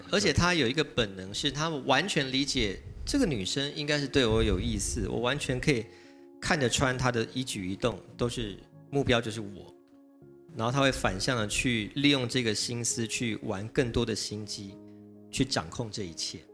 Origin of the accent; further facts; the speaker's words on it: Taiwan; 我们台湾人民